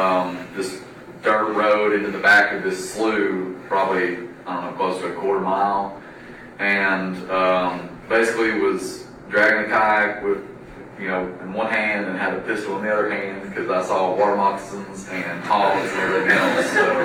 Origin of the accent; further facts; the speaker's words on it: Maryville, Tennessee, United States; I'm from Maryville, Tennessee.